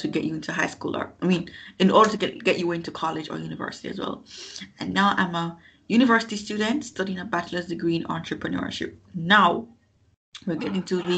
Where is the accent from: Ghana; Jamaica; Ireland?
Jamaica; Kingston; also born or lived in New York; I grew up in Kingston, Jamaica